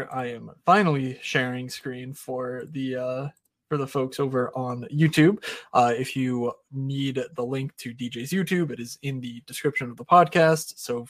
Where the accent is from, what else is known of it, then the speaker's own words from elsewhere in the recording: Philadelphia, Pennsylvania, United States; I'm from Philly